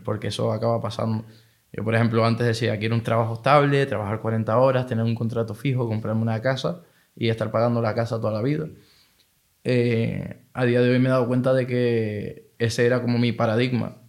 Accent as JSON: {"language": "Spanish", "area": "Tenerife", "region": "Canary Islands", "country": "Spain", "tie": "born or raised there", "moved": "as an adult", "said": "nací aquí en Tenerife, me crié aquí en Tenerife toda mi vida hasta hace dos años"}